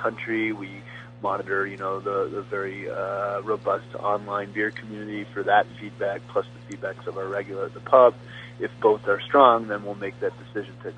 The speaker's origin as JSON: {"language": "English", "region": "New England", "country": "United States", "tie": "born or raised there", "moved": "as an adult", "lives_now": "Delaware, United States", "said": "I grew up in New England"}